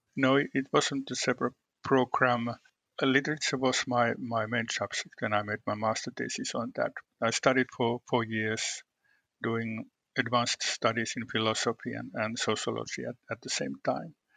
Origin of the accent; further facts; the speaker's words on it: Western Finland, Finland; I was born in the western part of Finland in a region that's known. Uh, I would say that it's known as a conservative part of the country